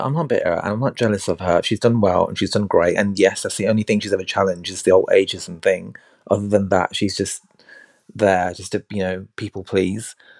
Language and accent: English; India; I'm Indian